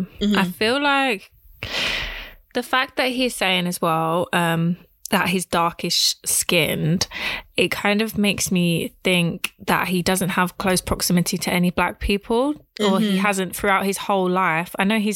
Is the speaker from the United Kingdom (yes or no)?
yes; England, United Kingdom; Even though I was born here, my father was born here.